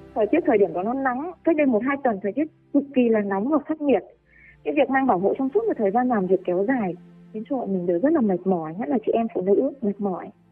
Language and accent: Vietnamese; Bac Giang, Vietnam; một người dân bắc giang